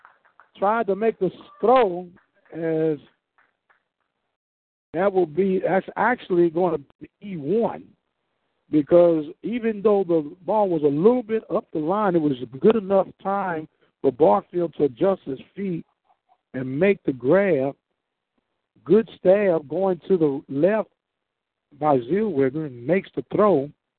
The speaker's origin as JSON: {"language": "English", "town": "St. Louis", "region": "Missouri", "country": "United States", "said": "I'm from St. Louis, Missouri. We used to love to come down south in the winter months to get away from that brutal cold."}